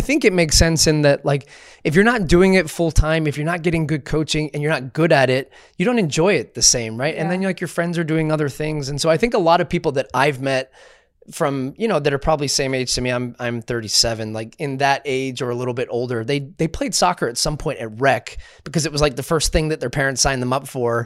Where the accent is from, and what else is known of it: Texas, United States; born or raised there; also born or lived in Scotland